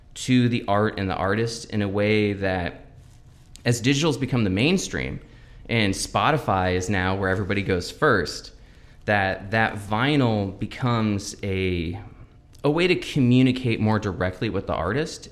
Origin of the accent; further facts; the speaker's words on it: Everett, Washington, United States; also born or lived in Lynnwood / Bothell / Mukilteo; I was born in Everett